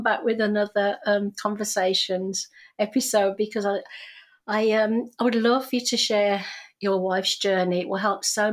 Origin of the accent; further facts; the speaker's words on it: United Kingdom; moved away as an adult; now in Canada; we didn't have peanut butter sandwiches because we're British